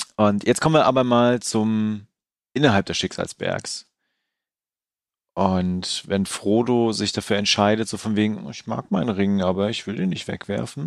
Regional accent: Mecklenburg-Vorpommern, Germany; hier in, in Mecklenburg, wo ich herkomme

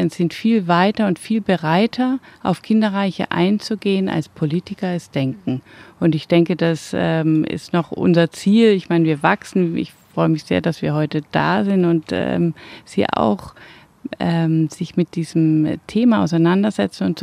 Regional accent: Mönchengladbach, North Rhine-Westphalia, Germany; gerade in Mönchengladbach ist ja die Stadt, wo ich herkomme.

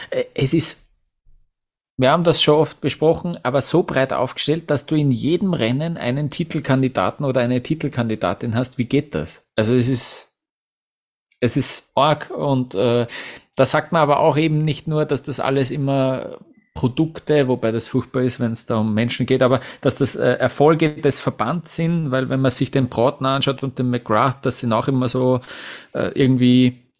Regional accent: Vienna, Austria; Für mich als Wiener, als Außenstehenden wirkt so

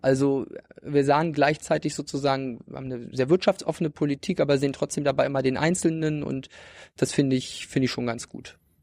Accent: Ueckermünde, Mecklenburg-Vorpommern, Germany; also born or lived in Greifswald; Ich habe Abi gemacht 2011, genau. Ja in Öckermünde. Also ich komme sozusagen ganz aus dem Osten von Mecklenburg-Vorpommern, vom Stettiner Haff

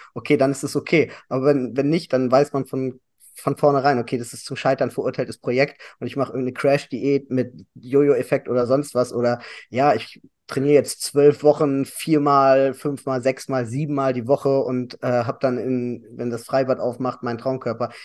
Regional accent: Hanover, Lower Saxony, Germany; komme aus Hannover, mein ganzes Leben lang

